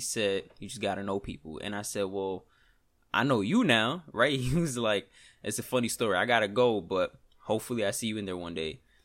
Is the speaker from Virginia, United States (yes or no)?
no; New York, United States; accent: New York; We, we in New York